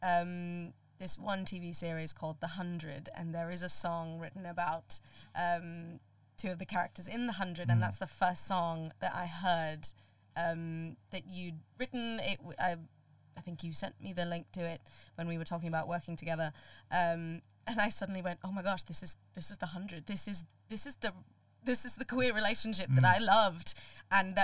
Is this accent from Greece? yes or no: no; Colombo, Western Province, Sri Lanka; moved away; I grew up in Colombo in Sri Lanka